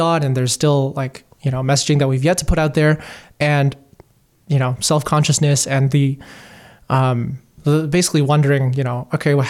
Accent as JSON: {"language": "English", "country": "Hong Kong", "tie": "born or raised there", "also_born_or_lived": "Beijing, China", "moved": "as an adult", "said": "I grew up in Hong Kong, Beijing, and then I moved to Toronto at age 18 to go to university."}